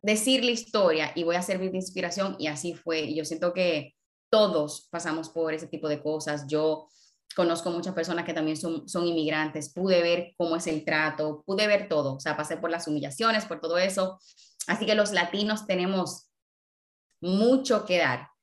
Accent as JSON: {"language": "Spanish", "country": "Dominican Republic", "also_born_or_lived": "New York, United States", "moved": "as an adult", "said": "Yo me fui de República Dominicana a una ciudad como New York"}